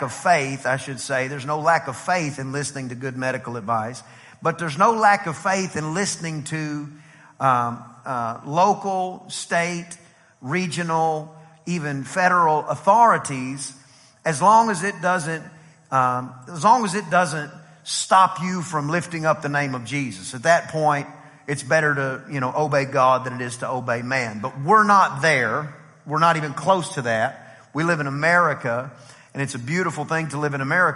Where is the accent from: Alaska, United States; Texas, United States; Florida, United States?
Texas, United States; East; now in College Station, United States; I'm from East Texas